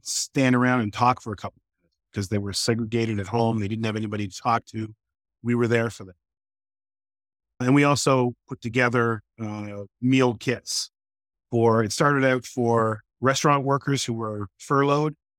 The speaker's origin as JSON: {"language": "English", "town": "Toronto", "region": "Ontario", "country": "Canada", "tie": "born or raised there", "also_born_or_lived": "New York", "moved": "as an adult", "lives_now": "Boston, United States", "said": "I grew up middle, lower middle class in Canada"}